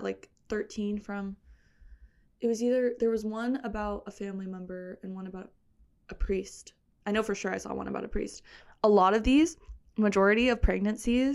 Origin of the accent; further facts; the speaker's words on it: United States; being an American